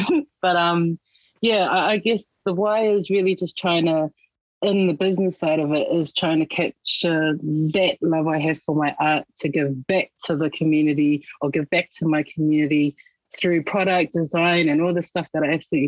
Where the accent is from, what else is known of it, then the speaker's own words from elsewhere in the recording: Auckland, New Zealand; I grew up out in West Auckland, and, you know, I didn't really know my culture that well.